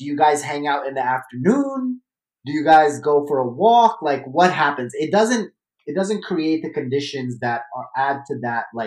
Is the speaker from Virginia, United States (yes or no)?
no; New York City, New York, United States; I was born and raised in Brooklyn